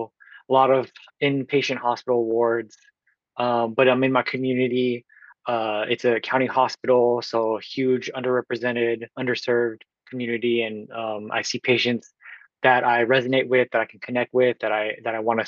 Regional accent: Oakland, California, United States; from Oakland, California

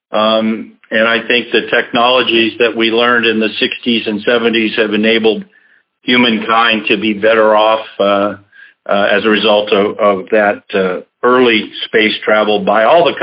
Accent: Denver, Colorado, United States; also born or lived in Jacksonville; my first six years were here in Jacksonville. Uh, and then really, I guess I feel that I grew up more in Denver, Colorado than than any place.

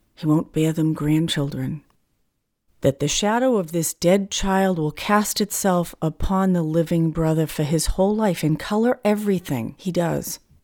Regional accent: New England, United States; now in California, United States; I'm from New England, so the four seasons are very distinct

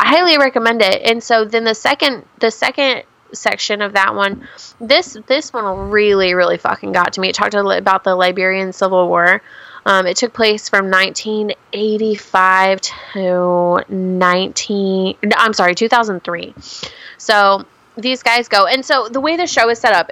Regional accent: Washington, United States; I'm from Washington State.

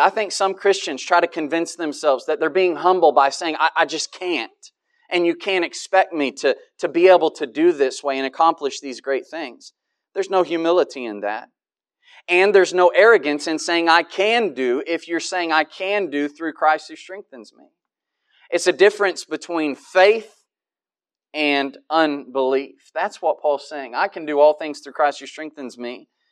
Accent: United States; I'm an American

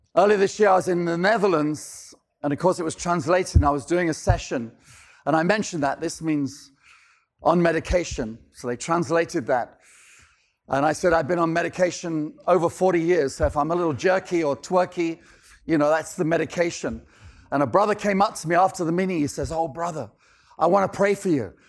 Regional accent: London, United Kingdom; moved away; I'm originally from London, England

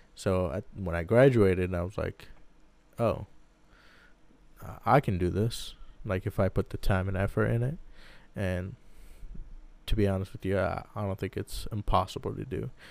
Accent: Baghdad, Baghdad Governorate, Iraq; also born or lived in San Diego, United States; now in Lincoln, Nebraska, United States; I was born and raised in Baghdad, Iraq

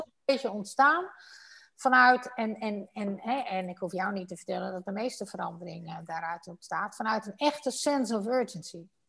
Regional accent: Netherlands; wij Nederlanders

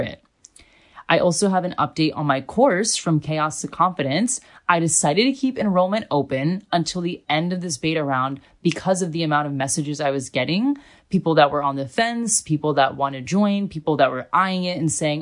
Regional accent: United States; also born or lived in Australia; now in Germany; I was coming from Australia and I'm American

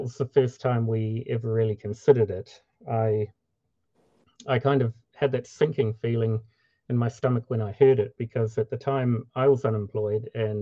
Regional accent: New Zealand; moved away as an adult; now in Minnesota, United States; I grew up in New Zealand, and my wife and I moved to the USA in 2010.

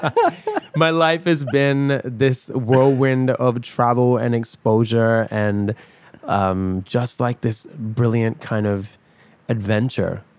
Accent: Perth, Western Australia, Australia; also born or lived in Dubai, United Arab Emirates; my background is Pakistani, hmm. and I grew up in Dubai, and I grew up in Perth

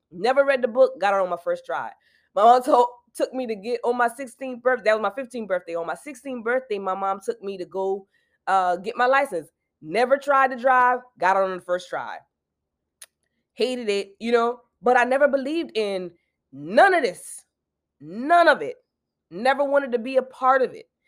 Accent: South Carolina, United States; I'm from South Carolina

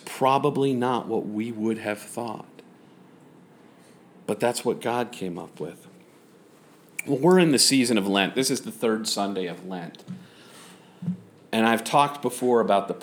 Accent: San Angelo, Texas, United States; moved away; San Angelo, my hometown

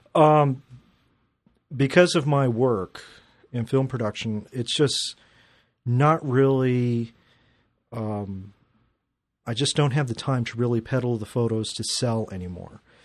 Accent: Glendale, United States; I grew up in Glendale and, uh, was shooting for the Glendale newspaper

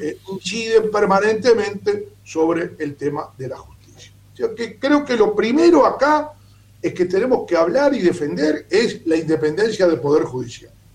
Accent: Uruguay; como profesor de Derecho Constitucional, como uruguayo

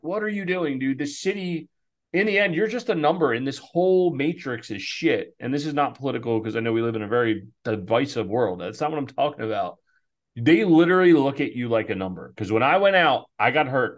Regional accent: outside of Philadelphia, Pennsylvania, United States; moved away as an adult; also born or lived in Baltimore; we grew up volunteering outside of Philadelphia

